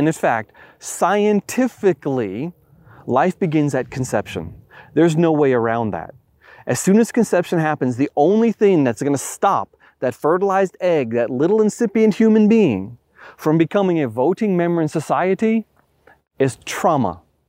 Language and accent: English; Long Island, New York, United States; I grew up in Long Island, New York, the epicenter of the Lyme epidemic.